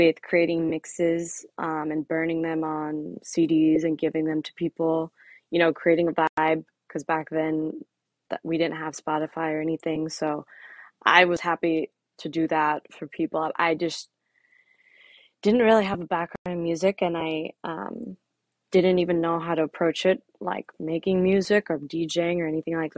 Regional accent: Florida, United States; moved away as an adult; also born or lived in San Francisco; now in Miami, United States; I grew up in Florida, but now I'm back and forth between Florida and here in San Francisco.

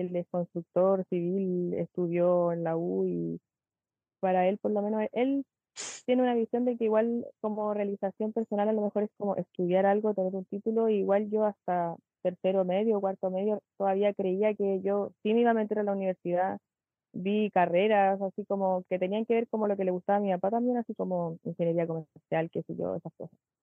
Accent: Chile; moved away as an adult; now in Santiago, Chile; soy de Chilemo, siempre he sido acá, en verdad, de chiquitita, por lo menos de que tengo memoria de quinto básico. Antes era de Santiago, cuando era muy chica, nací allá y todo, y después me vine para acá

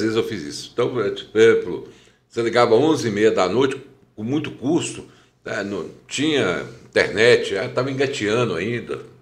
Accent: Teófilo Otoni, Minas Gerais, Brazil; also born or lived in Juiz de Fora; eu nasci aqui em Teoflotone, né? Em 1 de outubro. Fui criado aqui

